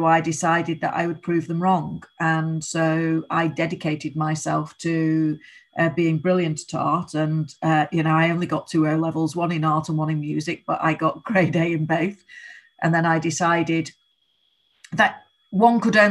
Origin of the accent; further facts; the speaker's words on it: Rochdale, North West England, United Kingdom; I live 5 minutes away from where I grew up, in the village I grew up